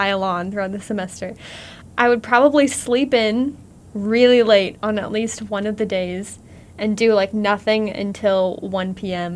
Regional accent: Warrensburg, Missouri, United States; I am from Warrensburg

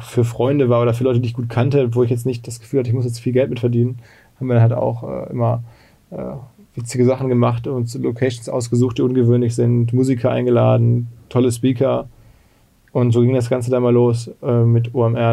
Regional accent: Essen, North Rhine-Westphalia, Germany; moved away as an adult; now in Hamburg, Germany; Ich komme aus dem Ruhrgebiet. Ich bin aus Essen und bin nach Hamburg gekommen zum Studium

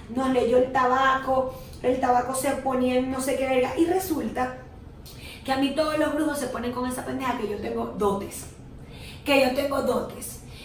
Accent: Venezuela; moved away; nada más soy venezolana

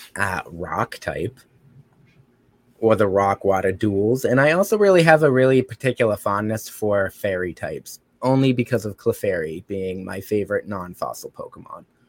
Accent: Brockton, Massachusetts, United States; So I actually come from a city called Brockton, which is not far from Boston. Um, very violent city. It's still a very violent city, but hey, that's my hood. That's my hometown

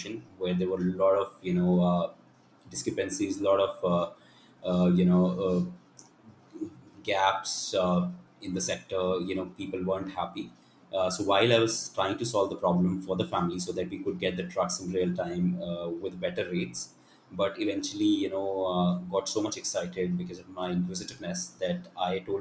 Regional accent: Delhi, India; moved back to Delhi, you know, where I'm originally from

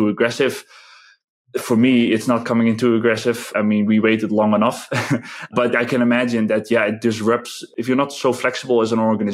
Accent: Netherlands; English is a second language; moved away as an adult; now in Czech Republic; I'm originally from the Netherlands

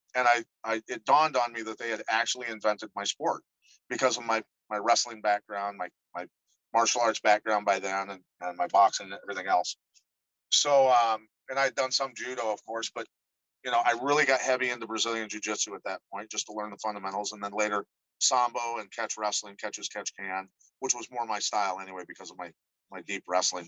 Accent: Iowa, United States; I grew up in Iowa

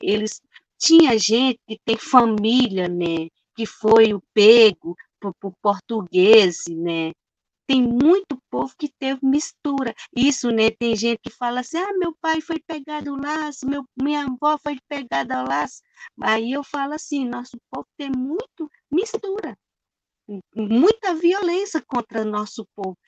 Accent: Brazil; Nós somos povo habitante do Brasil aqui

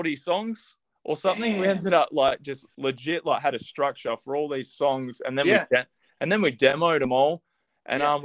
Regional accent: Australia; we're from Australia

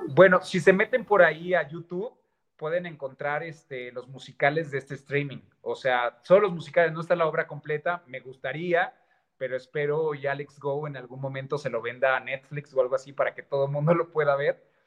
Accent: Guadalajara, Jalisco, Mexico; Yo soy de Guadalajara, Jalisco. Soy tapatío.

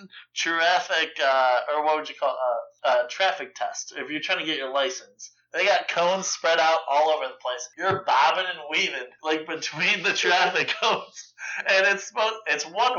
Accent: Buffalo, New York, United States; now in Cleveland, United States; I'm from New York. I'm from Buffalo, New York.

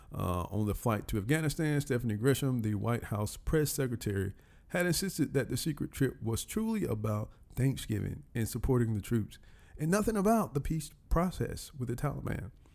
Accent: Columbus, Georgia, United States; moved away as an adult; now in Atlanta, United States; my hometown, Columbus, Georgia

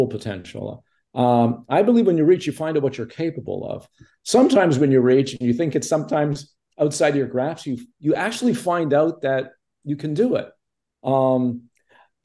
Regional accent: Montreal, Quebec, Canada; moved away; also born or lived in Toronto; I grew up in Montreal

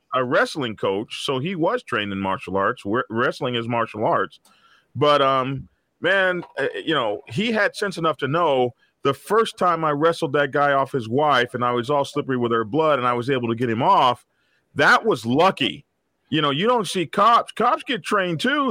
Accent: Oklahoma City, Oklahoma, United States; my home state of Oklahoma. Uh, here in Oklahoma

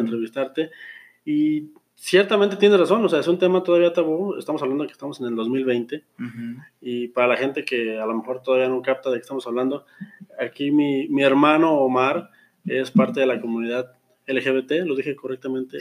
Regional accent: Mexico; yo como mexicano, eh, güero, heterosexual, hombre

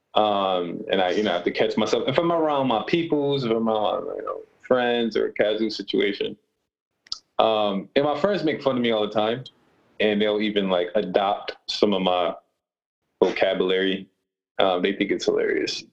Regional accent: Rochester, New York, United States; I grew up in Rochester, New York, which is about six hours from New York City

